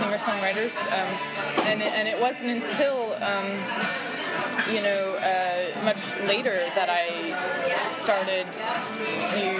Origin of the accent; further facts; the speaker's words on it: Seattle, Washington, United States; moved away as an adult; now in New York, United States; where I grew up in Seattle, it's a very competitive kind of atmosphere